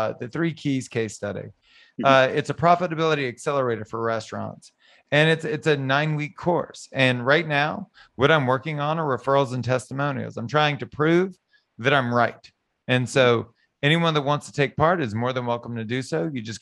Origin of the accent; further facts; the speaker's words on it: Southern Louisiana, United States; I was born and raised in Southern Louisiana.